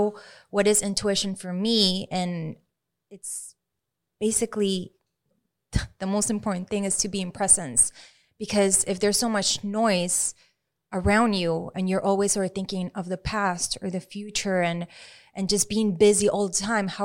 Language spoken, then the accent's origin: English; Maracaibo, Zulia, Venezuela; English is a second language; In Venezuela. {S2} Okay. {S1} Yeah, Maracaibo.